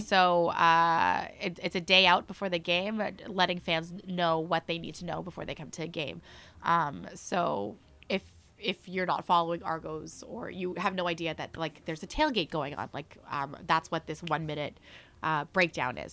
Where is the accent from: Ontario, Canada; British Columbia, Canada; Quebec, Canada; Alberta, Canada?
Ontario, Canada; Mississauga; also born or lived in Philippines; now in Toronto, Canada; I grew up in Mississauga